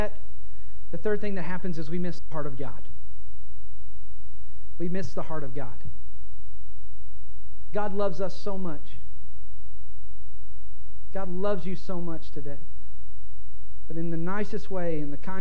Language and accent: English; Kentucky, United States; I bought a little house in my hometown in Kentucky